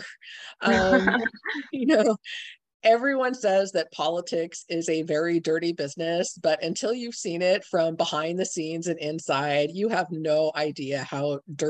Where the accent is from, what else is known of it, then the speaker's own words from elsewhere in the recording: San Francisco, California, United States; moved away as an adult; now in Seattle, United States; I grew up in the San Francisco area